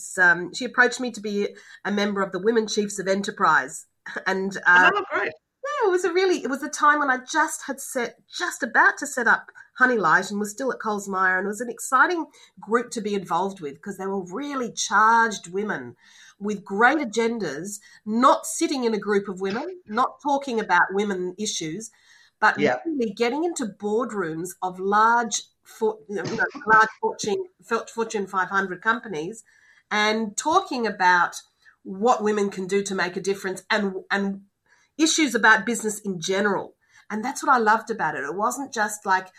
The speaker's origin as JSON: {"language": "English", "country": "Australia", "moved": "as an adult", "said": "as an Australian"}